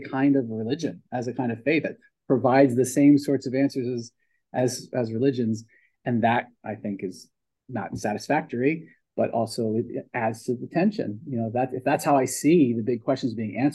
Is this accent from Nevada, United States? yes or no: no; Pennsauken, New Jersey, United States; also born or lived in Philadelphia, Pennsylvania; grew up in Pensauken over in New Jersey